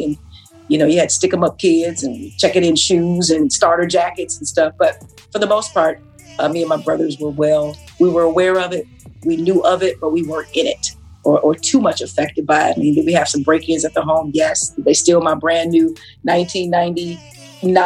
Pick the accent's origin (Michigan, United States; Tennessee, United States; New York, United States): Michigan, United States; Detroit; also born or lived in Royal Oak Township, Michigan / Chicago; born and raised in Detroit